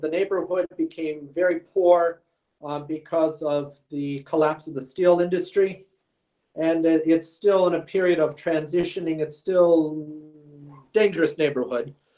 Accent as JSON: {"language": "English", "country": "United States", "said": "an American Rusin"}